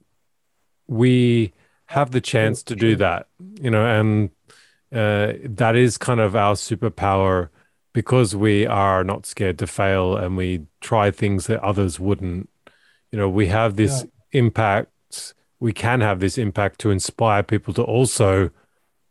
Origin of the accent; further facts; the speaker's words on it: Australia; now in Norway; I grew up in Australia